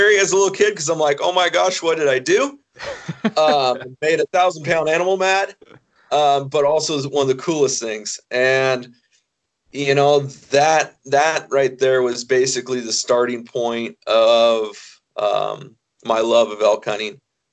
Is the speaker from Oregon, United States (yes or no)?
yes; Oregon, United States; now in Idaho, United States; I was born in Oregon, live in Idaho now